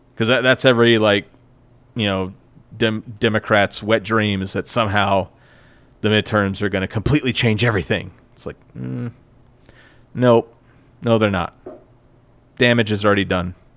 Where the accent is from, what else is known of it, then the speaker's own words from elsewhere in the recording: United States; I grew up in America where we have a really shitty education system